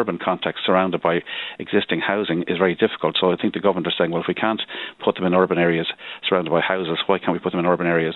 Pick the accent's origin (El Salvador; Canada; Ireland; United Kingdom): Ireland; we ourselves as an Irish nation